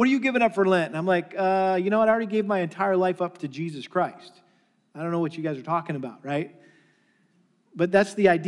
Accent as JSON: {"language": "English", "region": "Massachusetts", "country": "United States", "tie": "born or raised there", "said": "I grew up in Massachusetts and a very strong Catholic influence there."}